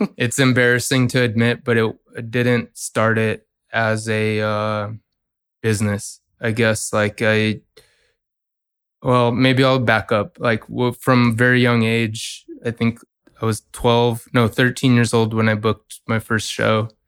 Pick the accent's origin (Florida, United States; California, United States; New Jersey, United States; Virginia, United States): California, United States; San Francisco Bay Area; also born or lived in New York; I'm from San Francisco Bay Area